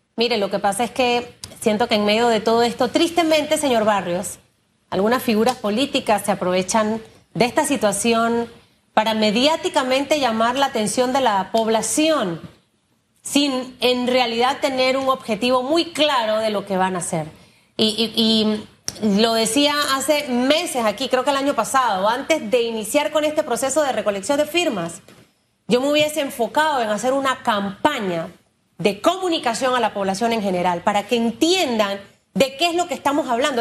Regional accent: Panama; como panameño

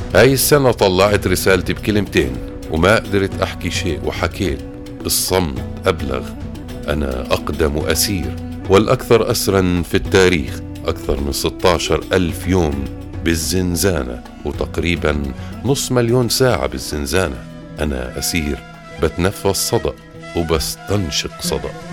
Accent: Palestine; بيننا كفلسطينيين

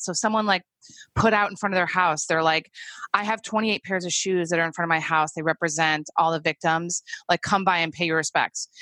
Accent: Chicago, Illinois, United States; moved away as an adult; now in New Zealand; I'm from Chicago

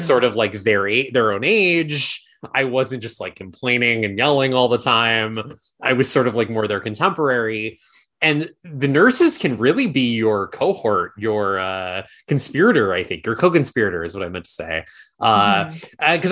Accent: Placerville, California, United States; my hometown of Placerville

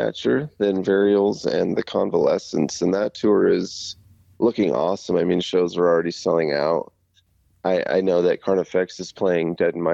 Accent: United States; this is, you know, our home country.

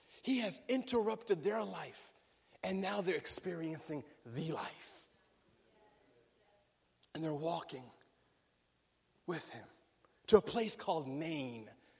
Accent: Riverside, California, United States; And I'll say, I'm from Riverside. And they're like, what? What's there? Where's that? Oh, it's in California.

